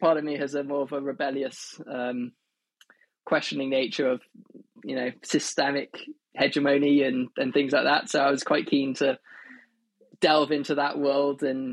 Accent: Wales, United Kingdom; where I grew up in Wales

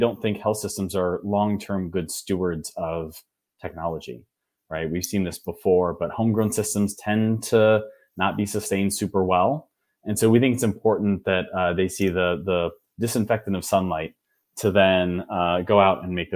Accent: Wichita, Kansas, United States; moved away; also born or lived in Massachusetts; I'm originally from Wichita, Kansas

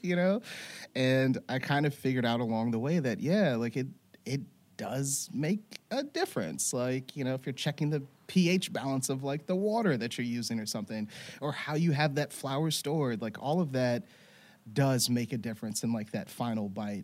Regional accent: Louisiana, United States; moved away; I grew up in Louisiana

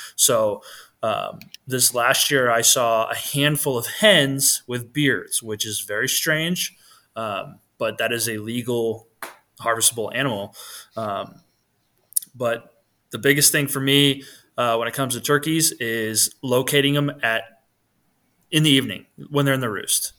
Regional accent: New Hampshire, United States; now in Montana, United States; I grew up on the East Coast, and so specifically in New Hampshire

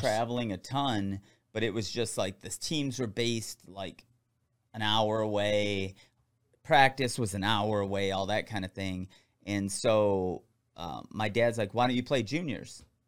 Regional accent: Michigan, United States; I'm from Michigan

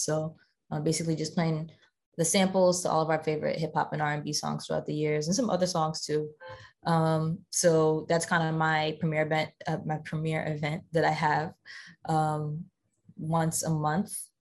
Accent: New Jersey, United States; growing up in South Jersey

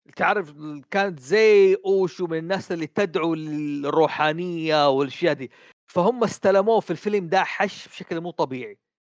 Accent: Saudi Arabia; عندنا في السعوديه

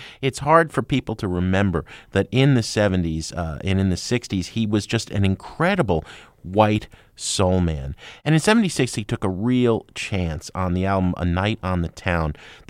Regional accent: New Jersey, United States; I mean, I grew up in New Jersey. I had a lot of friends who were gay

